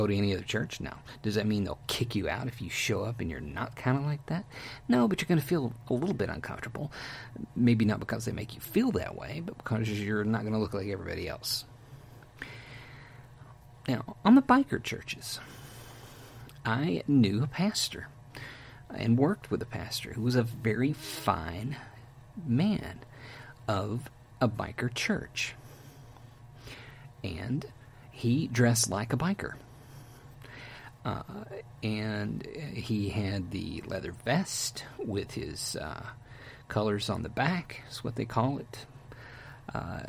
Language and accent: English; Texas, United States; I'm from Texas